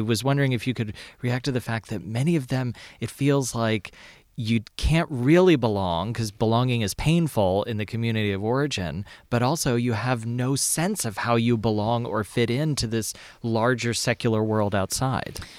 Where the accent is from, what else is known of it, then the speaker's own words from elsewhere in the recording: Lexington, Kentucky, United States; I grew up in Lexington, Kentucky.